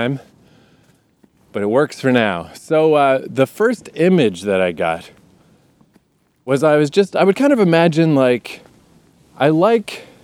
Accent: Eastern Canada, Canada; moved away; I grew up in Eastern Canada

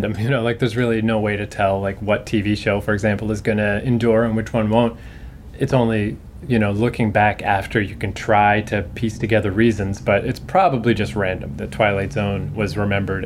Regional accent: Canada; I'm a Canadian

